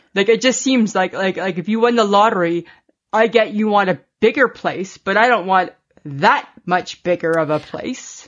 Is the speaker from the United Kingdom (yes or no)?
no; Canada